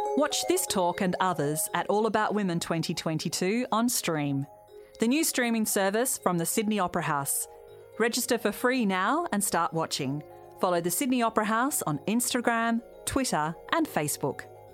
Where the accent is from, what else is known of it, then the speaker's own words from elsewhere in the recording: India; I come from a very culturally conservative background and a very culturally conservative um, community within India